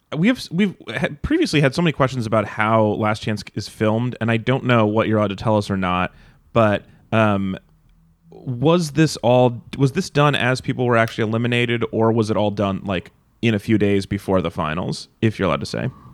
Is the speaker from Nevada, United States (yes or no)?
yes; Nevada, United States; moved away; I grew up in Nevada